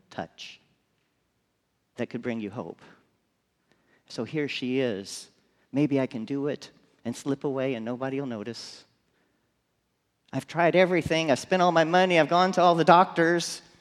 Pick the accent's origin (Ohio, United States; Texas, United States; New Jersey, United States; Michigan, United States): Texas, United States; McAllen; I grew up in McAllen, Texas.